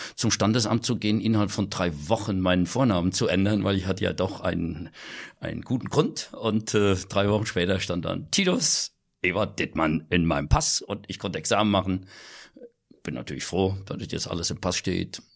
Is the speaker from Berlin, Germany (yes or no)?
no; Kirchen, Rhineland-Palatinate, Germany; den Geburtsort, den ich auch liebe, das Kirchen an der Sieg.